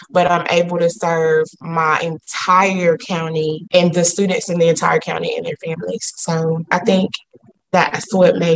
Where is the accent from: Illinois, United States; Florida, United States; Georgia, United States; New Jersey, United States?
Georgia, United States; Forsyth; Well, I'm from Forsyth. I grew up here um, my whole life. I went to Mary Persons.